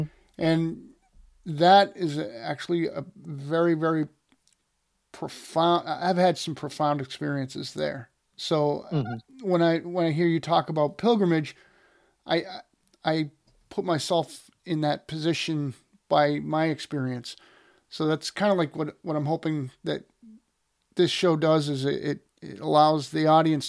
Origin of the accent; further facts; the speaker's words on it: Massachusetts, United States; I grew up in Massachusetts as an Irish Catholic Red Sox fan.